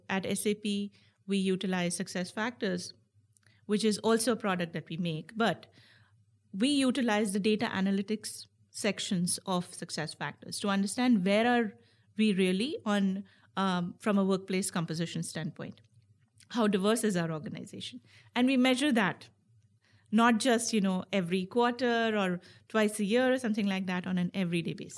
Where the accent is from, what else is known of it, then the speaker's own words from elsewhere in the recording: India; moved away; also born or lived in United States; I was born in, and raised in India, and now I'm, I'm an American citizen